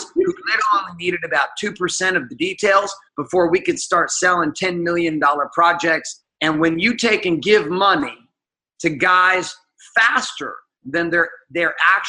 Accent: Seattle, Washington, United States; also born or lived in Stockton, California; All over the United States, but mostly the West Coast. So I grew up in Seattle, Washington, and Central California, a place called Stockton.

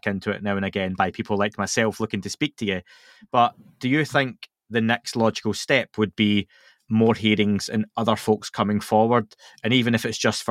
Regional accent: Scotland, United Kingdom; I'm Scottish

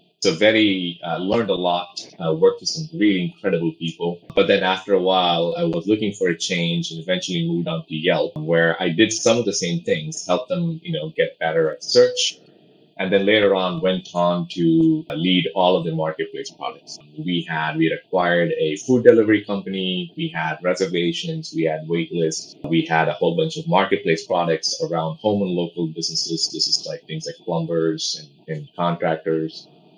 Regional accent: Pondicherry, Puducherry, India; born there; I was born in a small place called Pondicherry in India. It's a small French Union territory.

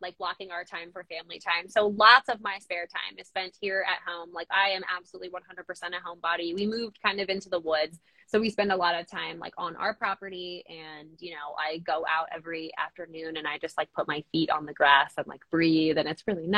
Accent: New Jersey, United States; moved away as an adult; also born or lived in Colorado / Nashville, Tennessee; now in Eastern Pennsylvania, United States; So we grew up in New Jersey, my husband and I, both in, I would say like fairly populated areas

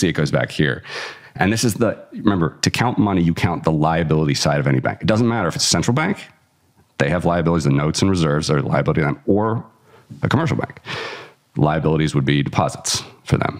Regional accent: Cincinnati, Ohio, United States; my hometown, Cincinnati

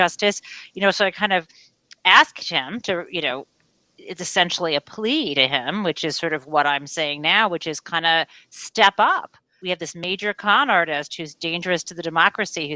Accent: Midwest, United States; I'm from the Midwest

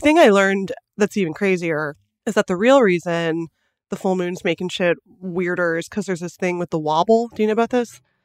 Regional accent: Los Angeles, California, United States; we're from Los Angeles

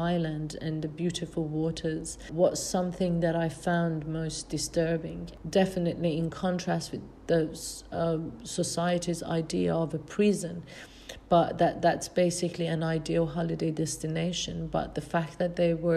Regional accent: Iran; moved away as an adult; now in Australia; I'm originally from Iran.

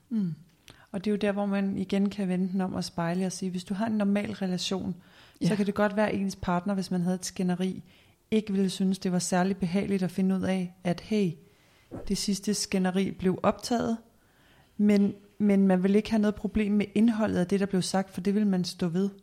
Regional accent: Denmark; som danskere

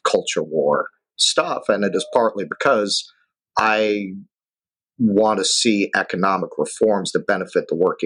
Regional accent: New York City, New York, United States; I grew up in Flushing.

